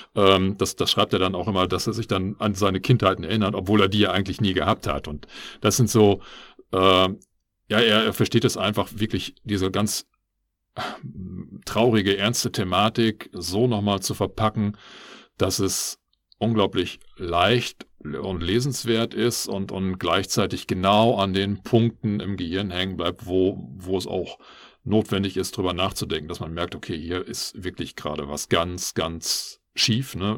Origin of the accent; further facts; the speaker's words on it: Germany; als ideal genormter Biodeutscher